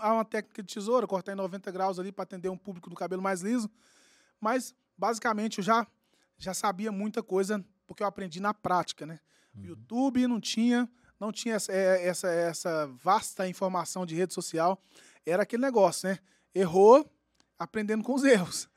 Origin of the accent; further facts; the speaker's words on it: Uberlândia, Minas Gerais, Brazil; lá do meu bairro, bairro São Jorge